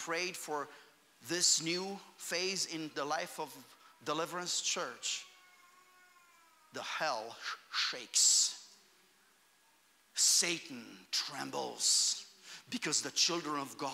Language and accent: English; Romania; moved away; I grew up in Romania.